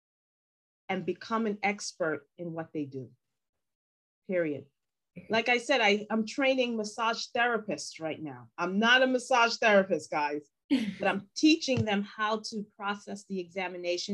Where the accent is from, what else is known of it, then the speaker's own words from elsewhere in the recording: New York, United States; English is a second language; I'm from New York